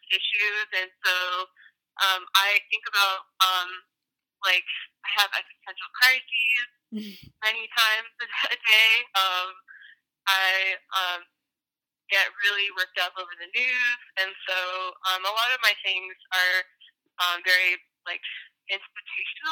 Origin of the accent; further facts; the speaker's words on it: the Boonies in South Carolina, United States; also born or lived in Charleston, South Carolina; I'm from the Boonies in South Carolina